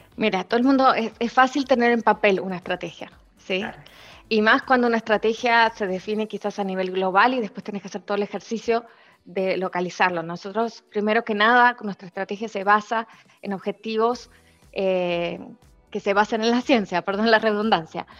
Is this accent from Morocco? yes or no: no; Argentina; moved away as an adult; also born or lived in Spain; now in Chile; yo soy argentina, eh, con nacional, doble nacionalidad. Eh, llevo 20 años en este país